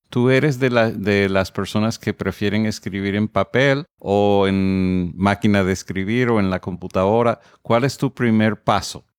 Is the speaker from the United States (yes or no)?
yes; United States; yo soy estadounidense